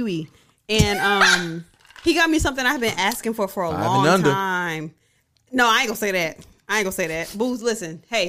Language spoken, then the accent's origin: English; Rochester, New York, United States; now in Charlotte, United States; I'm from Rochester